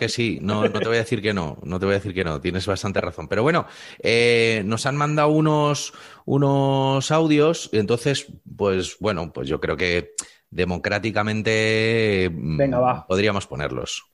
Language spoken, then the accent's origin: Spanish; Spain